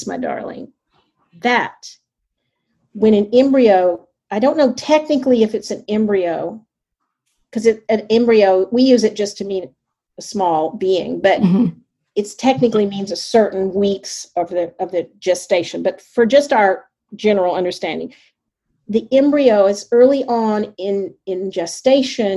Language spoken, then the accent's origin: English; the South, United States; I grew up in the South